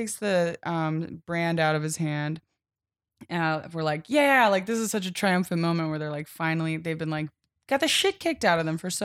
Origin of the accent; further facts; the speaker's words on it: Philadelphia, Pennsylvania, United States; we're from Philadelphia